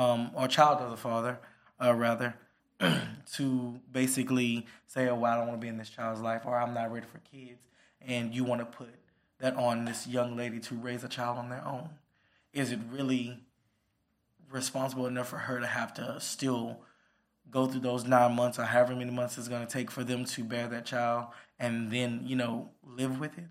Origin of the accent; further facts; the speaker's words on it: Port Arthur, Texas, United States; I came from small little city, pulled off the Texas Atlanta, the Trill, the original Trill